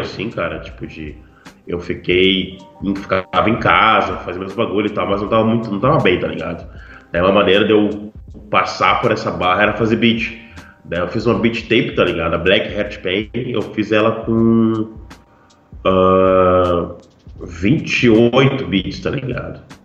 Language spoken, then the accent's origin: Portuguese; Porto Alegre, Rio Grande do Sul, Brazil; moved away as an adult; now in Pelotas, Brazil; Daí eu saí de Porto Alegre e vim morar em Pelotas pra estudar